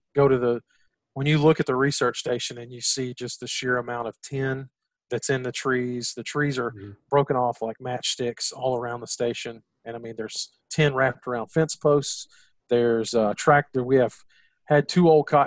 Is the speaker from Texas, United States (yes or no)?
yes; Gulf Coast of Texas, United States; growing up in the Gulf Coast of Texas